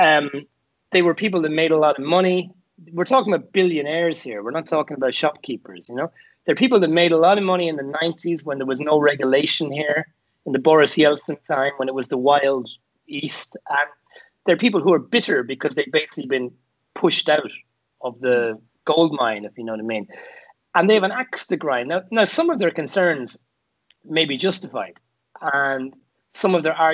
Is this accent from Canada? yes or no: no; Carlow, Leinster, Ireland; in Carlo, my hometown